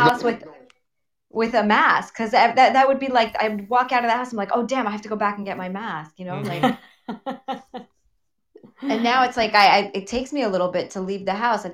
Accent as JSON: {"language": "English", "region": "New Jersey", "country": "United States", "tie": "born or raised there", "said": "in Jersey, because I grew up in Jersey"}